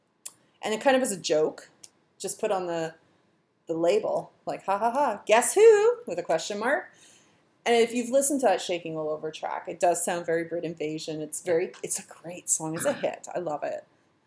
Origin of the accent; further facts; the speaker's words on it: Winnipeg, Manitoba, Canada; also born or lived in Interlake; I was born and raised here.